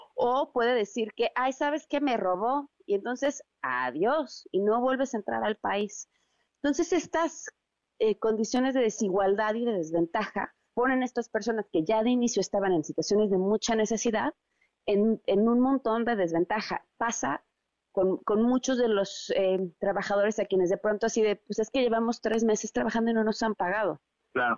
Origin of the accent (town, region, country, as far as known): Mexico